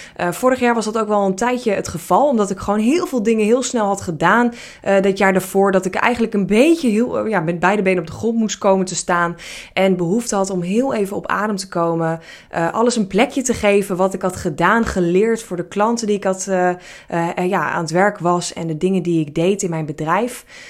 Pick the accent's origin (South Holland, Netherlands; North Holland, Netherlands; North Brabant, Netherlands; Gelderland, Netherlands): North Holland, Netherlands; Hilversum; ik ben opgevoed en eh, eh, geboren in Hilversum